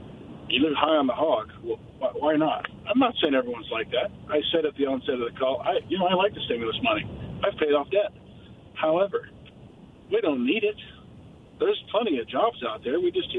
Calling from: Richland, Washington, United States

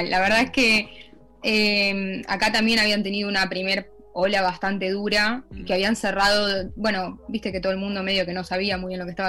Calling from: The Hague, South Holland, Netherlands; Sí, desde La Haya.

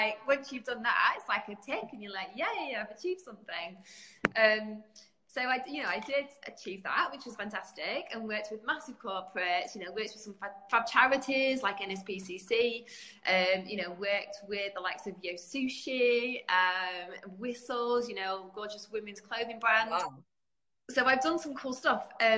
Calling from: England, United Kingdom; I'm in the UK. So, yeah, in good old sunny England.

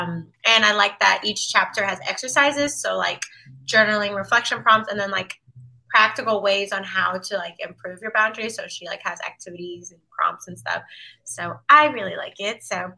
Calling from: Washington, District of Columbia, United States; co-founder of Sultry Sisters. I'm drinking Agua H2O, and I'm tuning in from DC.

